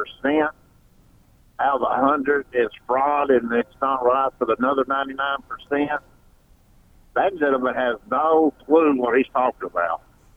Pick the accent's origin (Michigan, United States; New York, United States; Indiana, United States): Indiana, United States